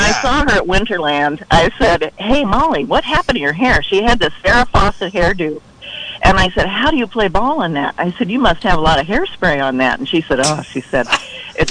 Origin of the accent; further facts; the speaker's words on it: Colfax, Iowa, United States; moved away as an adult; now in California, United States; I was from Colfax, and so the Colfax teams, we made it to state 1 year